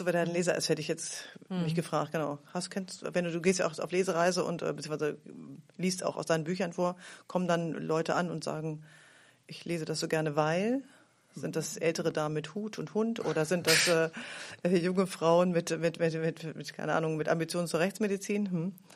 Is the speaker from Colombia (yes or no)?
no; Bärenbostel, Lower Saxony, Germany; also born or lived in Greifswald; ich komme aus Hannover, weil das Kraft bei Hannover, wo ich herkomme, kennt auch immer keiner.